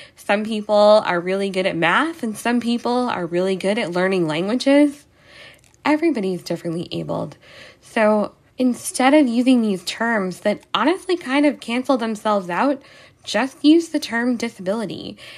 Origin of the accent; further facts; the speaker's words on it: New York City, New York, United States; I'm from New York